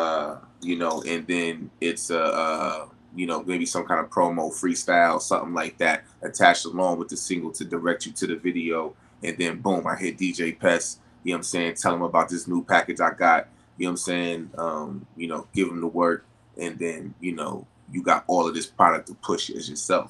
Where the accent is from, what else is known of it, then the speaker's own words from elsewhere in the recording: New York City, New York, United States; I'm from Brooklyn